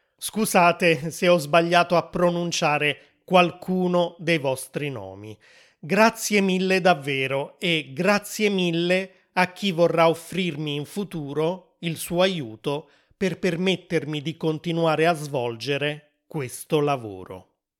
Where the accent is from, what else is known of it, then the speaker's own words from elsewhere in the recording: Italy; sono nato e cresciuto in Italia